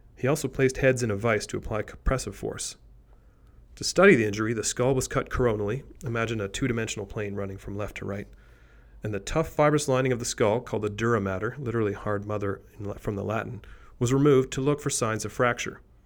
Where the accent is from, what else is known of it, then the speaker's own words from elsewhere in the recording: Canada; despite being Canadian, I don't speak French